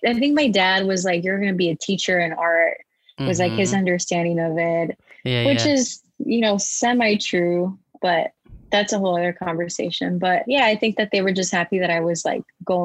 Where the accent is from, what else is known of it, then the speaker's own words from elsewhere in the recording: Moline, Illinois, United States; now in Chicago, United States; I was born in Moline, Illinois, which is 2.5 hours away from where I am right now. I'm currently in Chicago